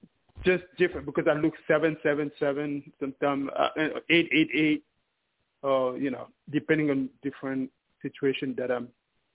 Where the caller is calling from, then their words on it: New York City, New York, United States; New York City.